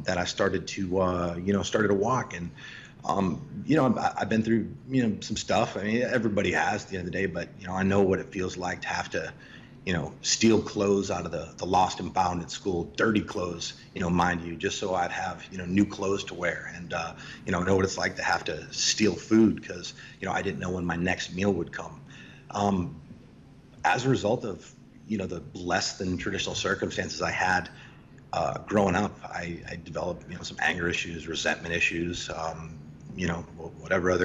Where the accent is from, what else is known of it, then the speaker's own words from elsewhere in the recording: Boston, Massachusetts, United States; I'm from Boston, born and raised